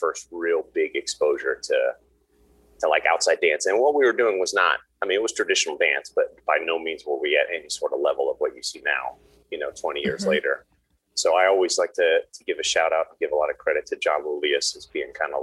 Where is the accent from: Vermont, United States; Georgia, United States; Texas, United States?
Georgia, United States; Atlanta; I was born in Atlanta, and my mother came from Cuba when she was 17 years old. And my father is about as American as an American could be